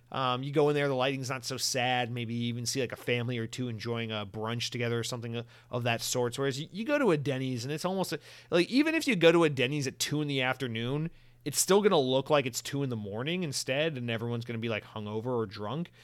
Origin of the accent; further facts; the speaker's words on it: Georgia, United States; growing up in Georgia